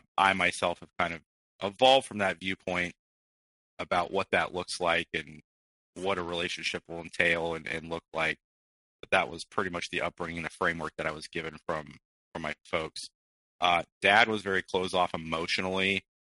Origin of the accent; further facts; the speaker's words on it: Midwest, United States; born there; I was born in the Midwest. My family travels quite a bit because of my father's occupation, and so we had actually moved outside of the country for a couple of years.